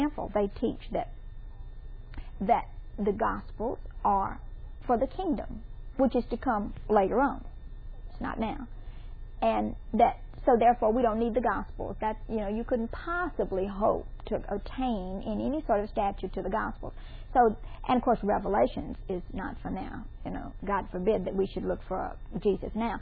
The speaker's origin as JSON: {"language": "English", "region": "Mississippi", "country": "United States", "said": "I'm from Mississippi"}